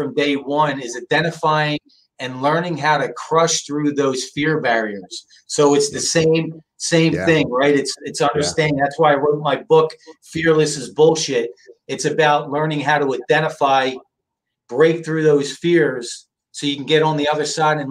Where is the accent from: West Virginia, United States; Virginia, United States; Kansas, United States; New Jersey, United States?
New Jersey, United States; moved away as an adult; now in San Diego, United States; I grew up on the East Coast, Jersey. My family's from South Philly. And I grew up in a very, very masculine, macho world